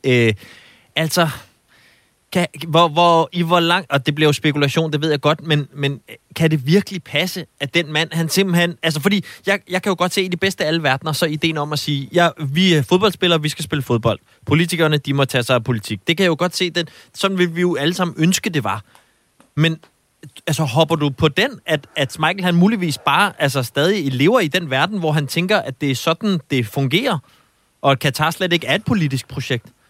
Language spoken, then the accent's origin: Danish; Zealand, Denmark; nu er jeg jo selv øh, født og opvokset på Sjælland